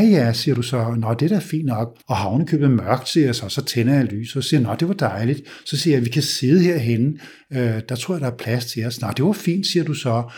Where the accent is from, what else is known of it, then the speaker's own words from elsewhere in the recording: Denmark; also born or lived in United States; vi danskere hader small talk